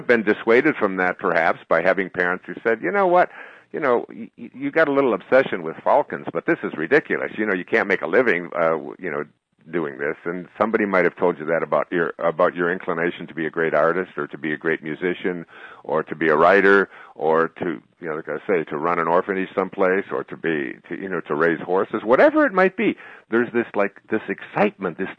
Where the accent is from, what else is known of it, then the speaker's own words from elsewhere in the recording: Detroit, Michigan, United States; I grew up in Detroit.